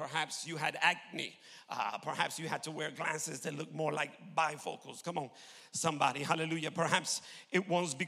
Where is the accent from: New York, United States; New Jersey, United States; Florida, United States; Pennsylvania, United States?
New York, United States; moved away; I'm from New York originally.